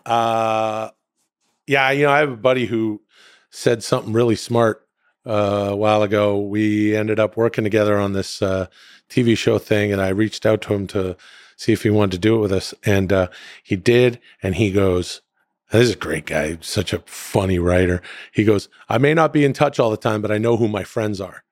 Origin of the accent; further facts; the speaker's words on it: Canada; moved away; I'm from Canada